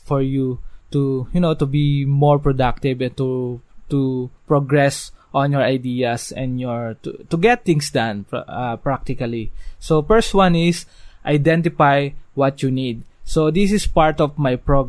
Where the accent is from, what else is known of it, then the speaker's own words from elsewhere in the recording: Dasmariñas, Cavite, Philippines; I'm from Dasmariñas, Cavite